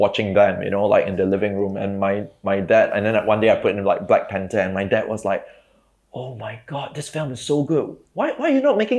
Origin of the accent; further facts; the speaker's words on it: Singapore; I mean, growing up in Singapore, you know, like literally grew up on a diet of like Jackie Chan, Bruce Willis, Arnold Schwarzenegger, like Stephen Chow, and like Hong Kong vampire films, right?